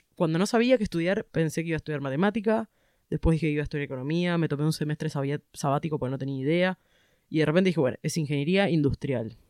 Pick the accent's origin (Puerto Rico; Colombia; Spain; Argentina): Argentina; Buenos Aires; yo nací en Buenos Aires, ciudad de Buenos Aires, porteña